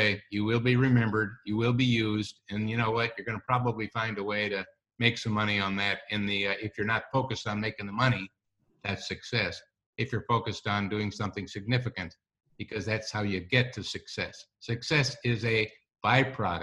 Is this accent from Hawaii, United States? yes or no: no; Wisconsin, United States; I'm from Wisconsin